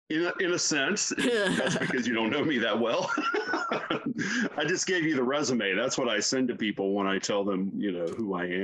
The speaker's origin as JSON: {"language": "English", "region": "the South", "country": "United States", "said": "I'm both offended by this as a human being and I'm a little bit offended as a Southerner."}